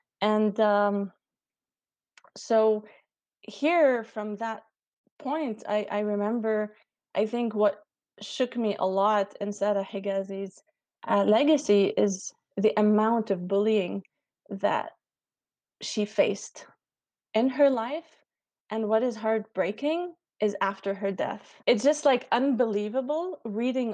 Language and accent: English; Lebanon; I come from Lebanon